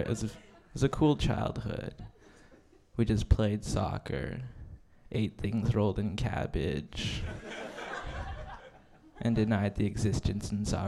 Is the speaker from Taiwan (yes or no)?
yes; Taiwan; now in Canada; I'm Taiwanese Canadian. My family immigrated here 20 years ago because China was pointing missiles at our country, and my mom was like, "Fuck that, we're out."